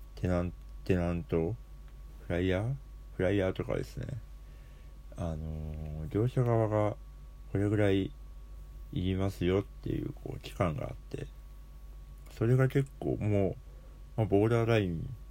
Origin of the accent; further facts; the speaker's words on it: Hokkaido, Japan; 地元が北海道っていうところなので